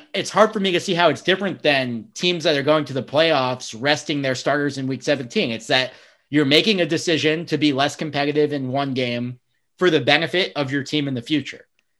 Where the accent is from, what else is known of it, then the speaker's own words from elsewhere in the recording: New York, United States; I'm from New York